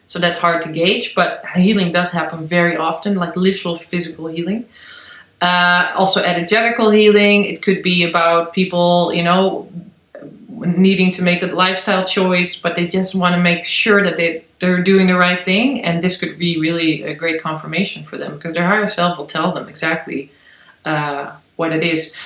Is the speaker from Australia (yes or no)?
no; Netherlands; now in Berlin, Germany; I'm from the Netherlands originally.